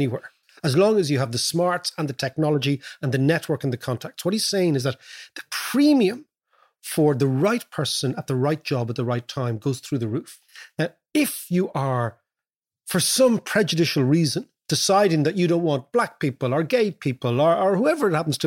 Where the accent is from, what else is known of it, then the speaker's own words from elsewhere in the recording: Ireland; moved away as an adult; also born or lived in London; when we came from Ireland, they couldn't place us